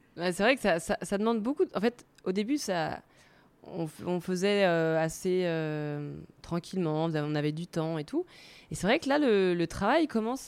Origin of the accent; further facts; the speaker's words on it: Paris, Île-de-France, France; moved away as an adult; now in Zurich, Switzerland; je suis parisienne. Je suis arrivée à Zurich il y a cinq ans en 2016